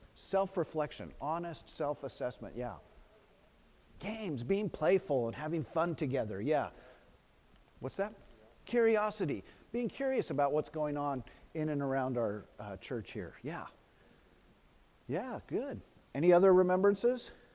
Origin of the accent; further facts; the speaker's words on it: Los Gatos, California, United States; my hometown in Los Gatos